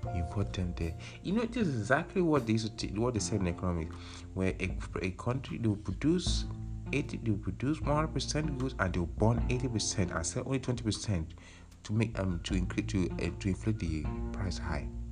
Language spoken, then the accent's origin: English; Nigeria; moved away; we don't like to mention where we are from Nigeria